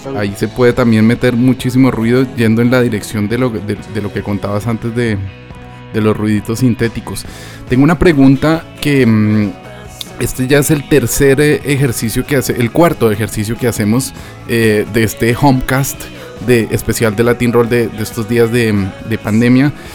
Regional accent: Colombia; now in Spain; yo como colombiano

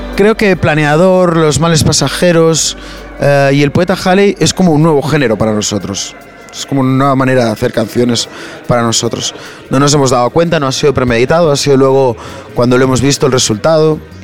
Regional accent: Barcelona, Catalonia, Spain; tú mismo como propio barcelonés

